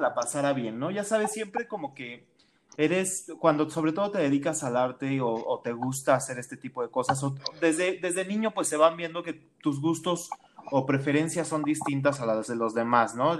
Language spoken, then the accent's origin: Spanish; Mexico City, Mexico; now in State of Mexico, Mexico; Yo nací en el Estado de México, pero toda mi vida la viví en la Ciudad de México